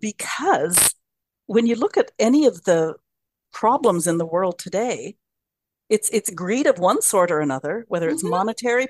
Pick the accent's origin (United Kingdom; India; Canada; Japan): Canada; West Coast Canada; the West Coast Canadian in me